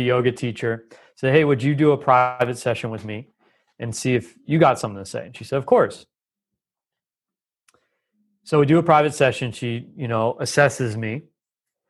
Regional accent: Los Angeles, California, United States; I grew up in Los Angeles

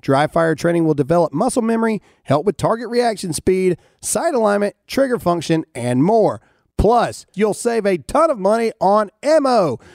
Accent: Mississippi, United States; I'm from Mississippi

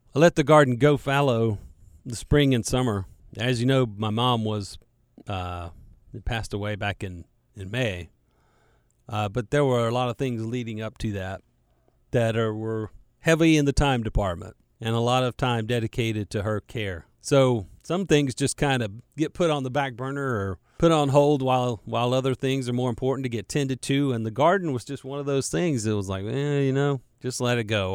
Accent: Charlotte, North Carolina, United States; growing up in Charlotte and being a, a Charlotte native, like me

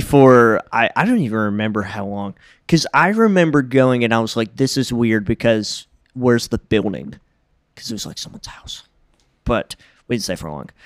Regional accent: Jackson, Tennessee, United States; I was the second baby born in my hospital in Jackson, Tennessee

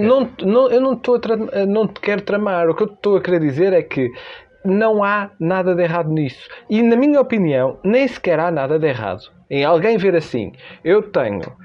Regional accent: Norte, Portugal; como se diz na minha terra

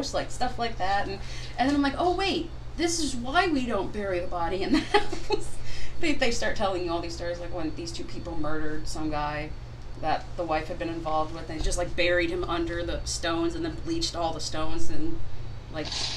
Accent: Bridgeport, United States; We grew up in Bridgeport

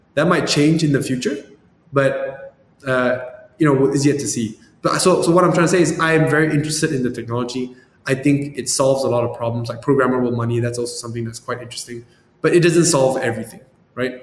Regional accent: Malaysia; moved away; also born or lived in San Francisco; I'm from Malaysia, but I was in San Francisco

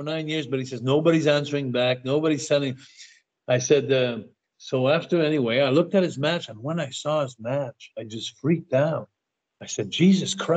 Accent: Montreal, Quebec, Canada; I come from Montreal

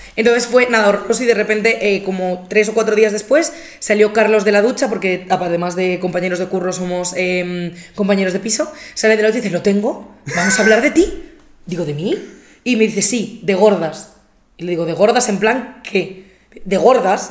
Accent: Albatera, Valencian Community, Spain; moved away; Yo estaba en Albatera, que es mi pueblo

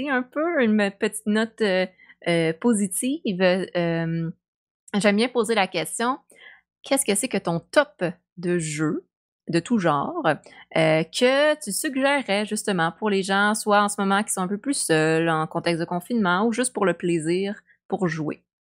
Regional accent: Quebec, Canada; tu sais, on est québécois

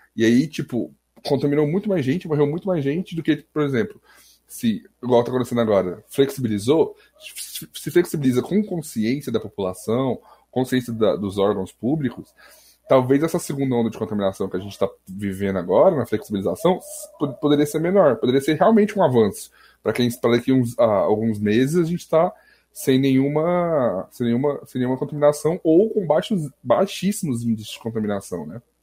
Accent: Goiás, Brazil; aqui, é tipo, em Goiás, eu sou de Goiás

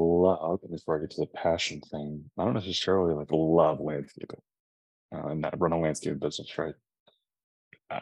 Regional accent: Austin, Texas, United States; born and raised in Austin, Texas

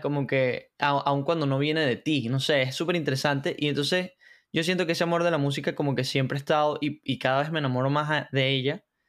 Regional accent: Valencia, Carabobo, Venezuela; also born or lived in San Diego, Carabobo; soy de Venezuela, de, de Valencia, eh, estado Carabobo. Eh, vivía, viví en Valencia y luego me mudé a San Diego, que es como que otro municipio por allá.

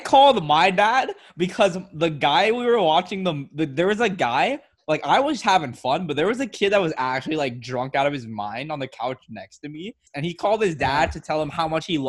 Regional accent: Miami, Florida, United States; Super Bowl's in my hometown.

